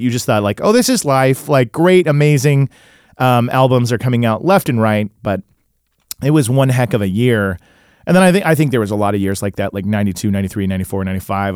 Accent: Tulsa, Oklahoma, United States; also born or lived in Illinois; now in Los Angeles, United States; I grew up in Tulsa, then lived in Illinois

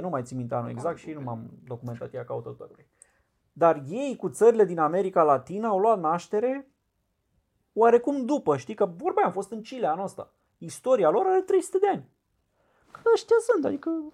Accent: Romania; sunt român

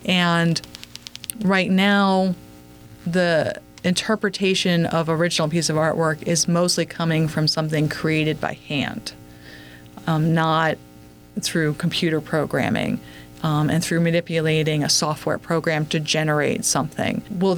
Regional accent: Phoenix, Arizona, United States; also born or lived in New England; I grew up spending winters in New England and summers in Phoenix, Arizona. In the suburbs, both places.

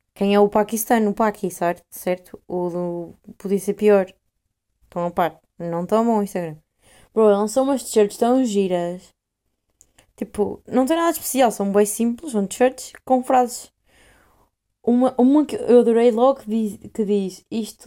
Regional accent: Portugal; now in Netherlands

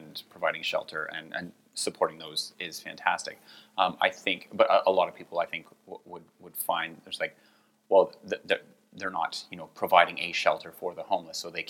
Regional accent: Canada

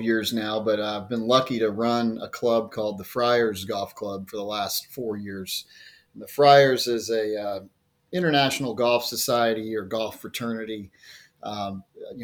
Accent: Jacksonville, Florida, United States; I actually just moved back to Jacksonville, Florida, at the beaches here just a few months ago, and that's where I grew up

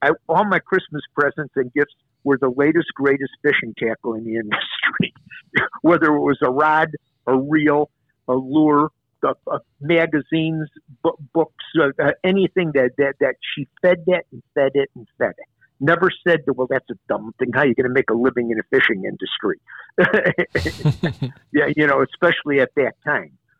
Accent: Brainerd, Minnesota, United States; my hometown in Brainerd, Minnesota

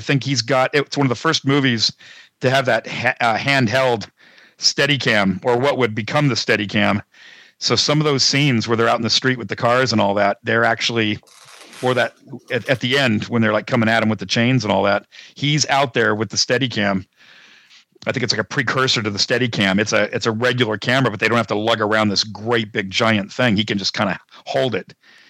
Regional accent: Pennsylvania, United States; maybe somebody from that town wouldn't, but I'm from Pennsylvania. I am not going to hesitate.

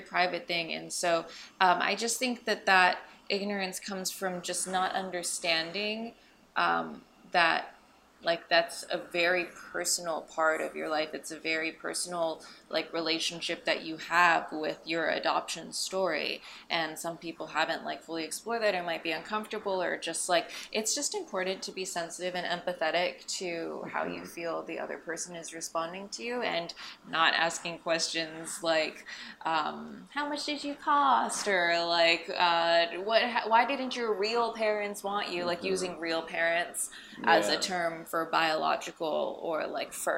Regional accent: Alexandria, Virginia, United States; now in Los Angeles, United States; I grew up in Alexandria, Virginia, so just outside of DC

